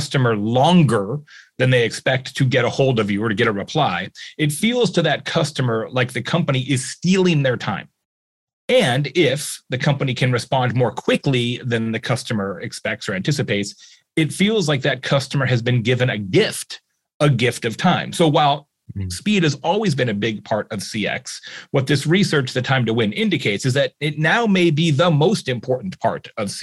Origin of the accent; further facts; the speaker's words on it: Arizona, United States; also born or lived in Tucson, Arizona; I grew up in Arizona, went to school in Tucson by the border